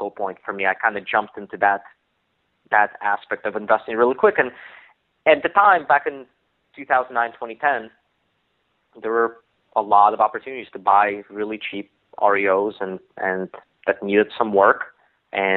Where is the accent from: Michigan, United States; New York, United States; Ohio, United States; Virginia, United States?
Virginia, United States; I moved back to my hometown, my home state of Virginia